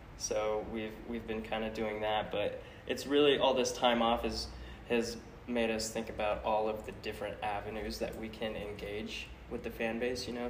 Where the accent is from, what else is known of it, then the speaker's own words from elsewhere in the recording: Central Oregon, United States; I grew up in Central Oregon, out in a little small farm town